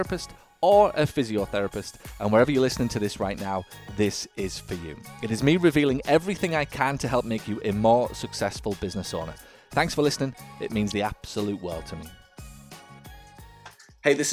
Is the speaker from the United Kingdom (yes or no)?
yes; Hartlepool, North East England, United Kingdom; moved away; in Hartlepool, in my hometown.